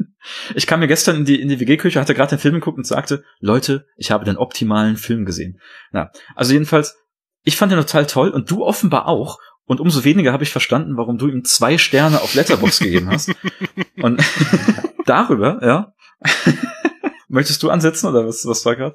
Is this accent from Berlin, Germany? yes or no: no; Detmold, North Rhine-Westphalia, Germany; meiner Heimatstadt, Detmold in oh. Ostwestfalen